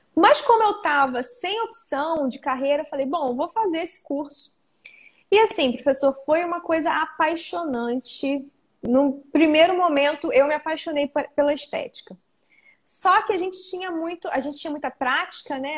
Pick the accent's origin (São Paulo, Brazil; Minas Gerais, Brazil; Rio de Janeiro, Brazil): Rio de Janeiro, Brazil; Arraial do Cabo; eu sou de Arraial do Cabo, região do interior da região dos Lagos do Rio